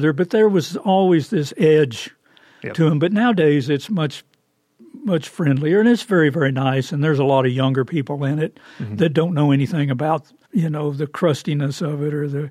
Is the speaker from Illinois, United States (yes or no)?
no; Oklahoma, United States; I'm from Oklahoma